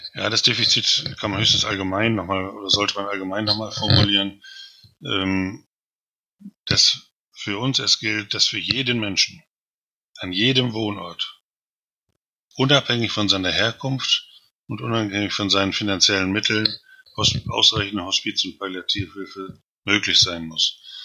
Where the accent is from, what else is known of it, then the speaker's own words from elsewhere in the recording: Osnabrück, Lower Saxony, Germany; now in Berlin, Germany; in meiner Heimatstadt Osnabrück